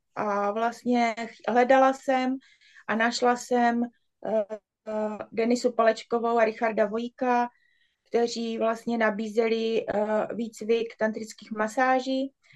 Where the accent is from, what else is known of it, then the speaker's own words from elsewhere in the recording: Brno, South Moravian Region, Czechia; jsem z Brna a jsem tantrická masérka